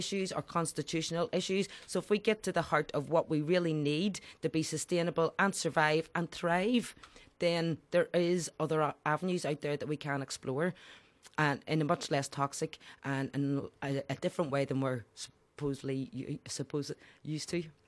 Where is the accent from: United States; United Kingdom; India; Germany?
United Kingdom; Belfast, Northern Ireland; I grew up in the Falls Road and Dunville Park in the Lower Falls.